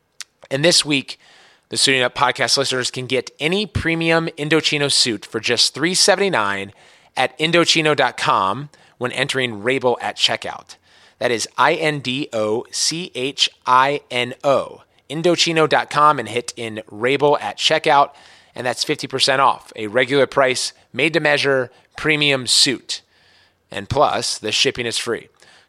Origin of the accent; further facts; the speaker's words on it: Maryland, United States; now in San Francisco, United States; So born and raised in Montgomery County, Maryland. Now we're on the left coast in San Francisco at the St. Regis Hotel.